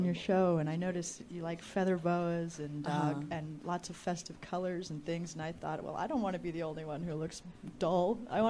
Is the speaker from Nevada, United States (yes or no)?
yes; Las Vegas, Nevada, United States; Originally, I'm from Las Vegas.